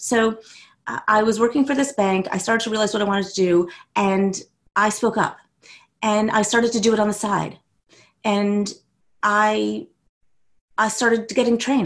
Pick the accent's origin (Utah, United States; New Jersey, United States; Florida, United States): New Jersey, United States; West Orange; also born or lived in New York City; now in South Orange, United States; I grew up in West Orange